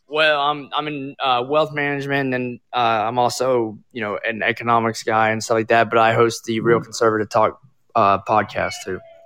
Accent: Florida, United States; moved away; I'm originally from Florida.

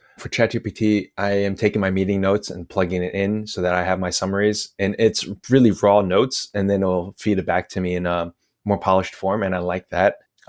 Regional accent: New Jersey, United States; moved away as an adult; also born or lived in China; now in Lisbon, Portugal; I'm from New Jersey, I should also add. So I'm extra arrogant.

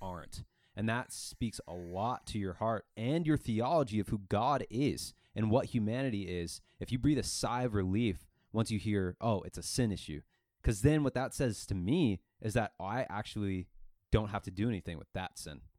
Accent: Mesa, Arizona, United States; growing up in Northeast Mesa

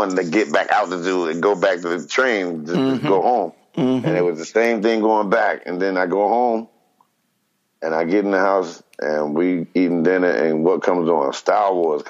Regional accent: New Jersey, United States; I'm coming from New Jersey

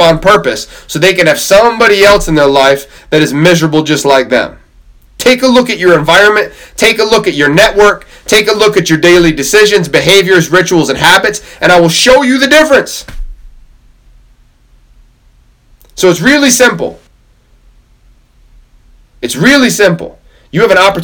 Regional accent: Camrose, New York, United States; I'm from Camrose in New York.

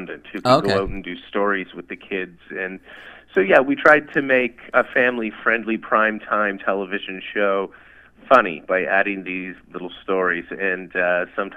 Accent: Ottawa, Ontario, Canada; I am from Ottawa, and I am calling from Ottawa. I am back home at the house I grew up in as a child.

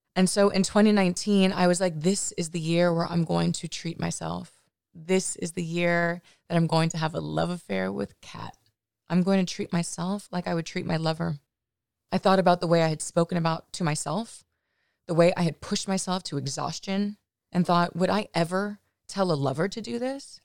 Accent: Los Angeles, California, United States; I'm from the Valley in Los Angeles and grew up a relatively normal kind of life.

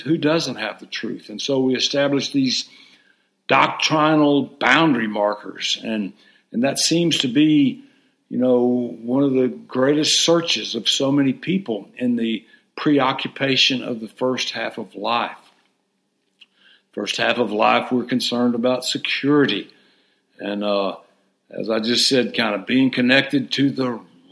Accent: Hot Springs, Arkansas, United States; I grew up in Hot Springs, Arkansas

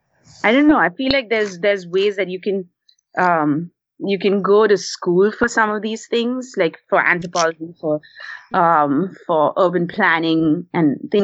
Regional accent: India; first language English; now in Portland, United States

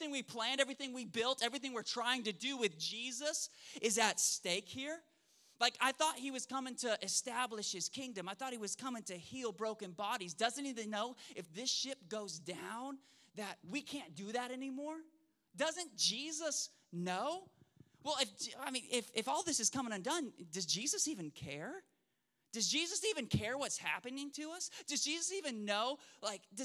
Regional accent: Oklahoma, United States; also born or lived in Spokane, Washington; now in Shreveport, United States; I grew up in Oklahoma, city boy through and through

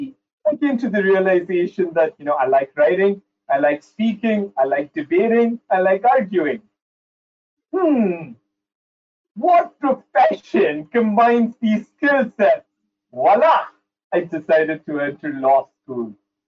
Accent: Saudi Arabia; also born or lived in India / United Kingdom; now in United States; I was born and raised in Saudi Arabia. So I grew up in the Middle East, lived in a couple of the countries there.

